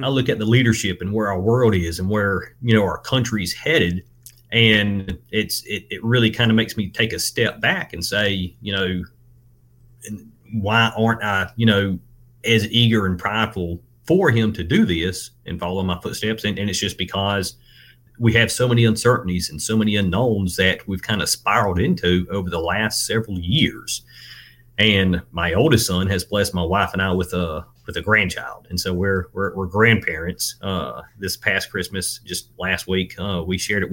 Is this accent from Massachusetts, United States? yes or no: no; Georgia, United States; I am from Georgia, raised in Georgia, graduated a little rural high school here in Georgia in Colquitt County.